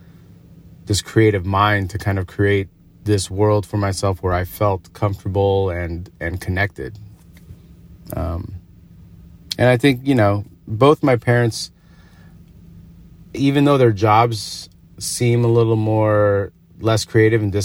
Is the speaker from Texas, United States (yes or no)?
no; Agoura Hills, California, United States; also born or lived in North Hollywood, Los Angeles; I was born in North Hollywood, and then after like third grade, probably like the second part of elementary school, my parents moved up to Agoura Hills, which is a little past Calabasas.